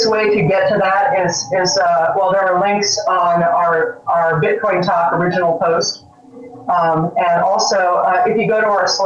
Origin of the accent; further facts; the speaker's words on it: California, United States; now in Florida, United States; I'm from California.